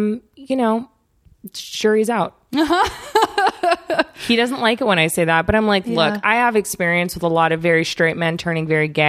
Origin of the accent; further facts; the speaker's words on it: Redlands, California, United States; also born or lived in East Coast, United States; I was born on the East Coast, and then I moved when I was really little to a town called Redlands, which is an mm-hmm. hour east of here.